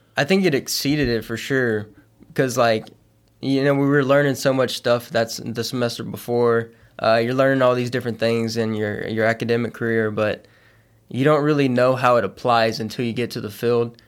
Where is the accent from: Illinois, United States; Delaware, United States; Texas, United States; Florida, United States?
Texas, United States; Beaumont; Southeast Texas from, I'm from a, a, around the Beaumont area.